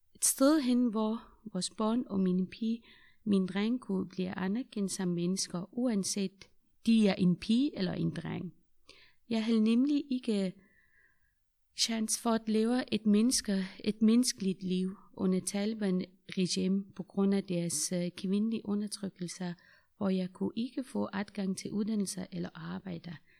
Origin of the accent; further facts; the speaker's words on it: Afghanistan; Danish is a second language; moved away as an adult; now in Denmark; Jeg er fra Afghanistan.